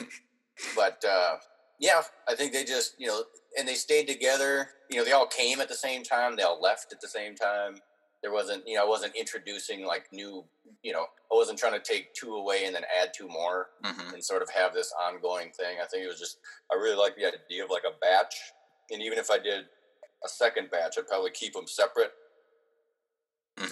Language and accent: English; Minneapolis, Minnesota, United States; also born or lived in Andover, Minnesota; I was born in Minneapolis, and then we lived for a few years out in in uh, Andover, which is north of the city by about thirty minutes